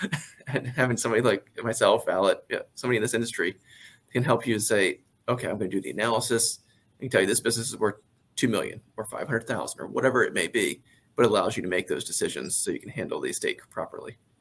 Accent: Carroll County, Maryland, United States; I am from Maryland. Uh, I grew up in the Carroll County area originally.

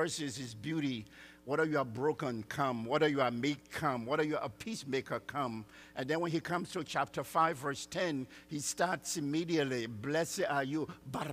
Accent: Liberia; now in Texas, United States; I'm from Liberia, West Africa

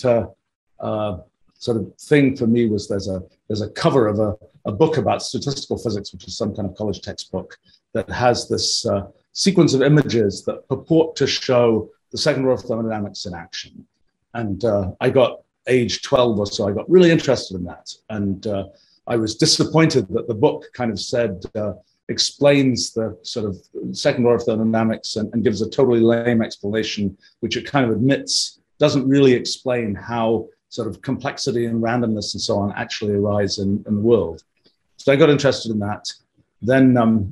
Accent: England, United Kingdom; I grew up in England in the 1960s

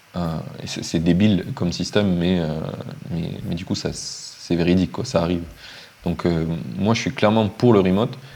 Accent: Montpellier, Occitania, France; moved away as an adult; also born or lived in Finland; now in Madeira, Portugal; je viens de Montpellier

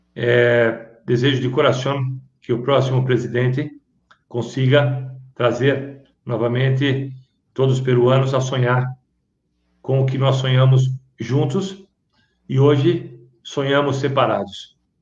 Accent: Brazil; eu não sou peruano, eu sou brasileiro

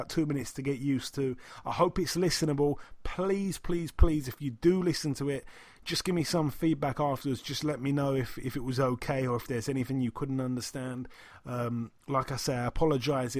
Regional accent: United Kingdom; I'm from the UK

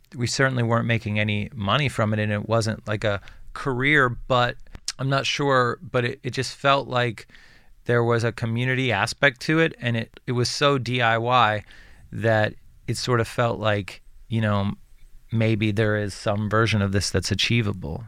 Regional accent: Western Pennsylvania, United States; I grew up in Western Pennsylvania

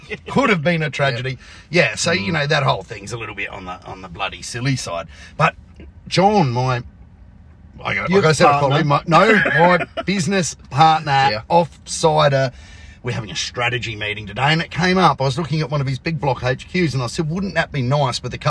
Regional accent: Angle Vale, South Australia, Australia; I'm from Anglevale.

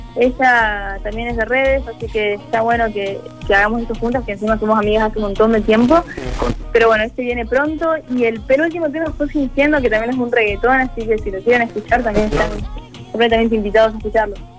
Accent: Córdoba, Argentina; soy de Córdoba

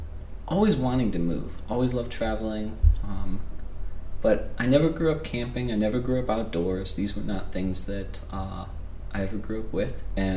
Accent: Midwest, United States; You know, I grew up in the Midwest. I grew up in a suburb of a big city.

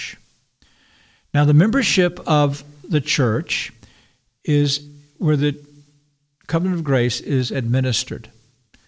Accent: the South, United States; I'm a Southerner

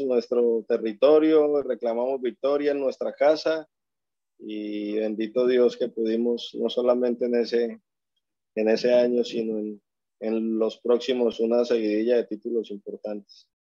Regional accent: Colombia; como todo colombiano

